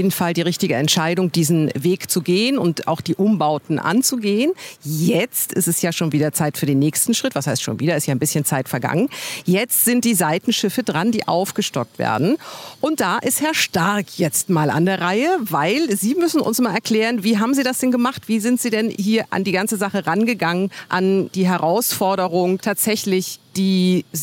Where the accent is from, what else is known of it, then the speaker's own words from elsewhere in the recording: Teltow, Brandenburg, Germany; Ich komme ja aus Telte, habe also mit der Emauskirche nicht wirklich was zu tun